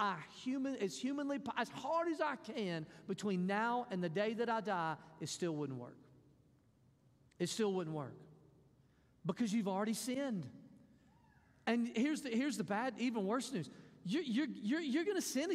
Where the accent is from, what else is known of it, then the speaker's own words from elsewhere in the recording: Mississippi, United States; I'm from Mississippi.